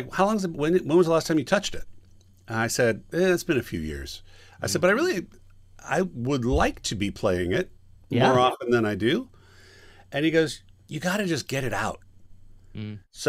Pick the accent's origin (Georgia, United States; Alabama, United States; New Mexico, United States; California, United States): California, United States; Sacramento; also born or lived in Long Beach; now in Los Angeles, United States; I am from Sacramento.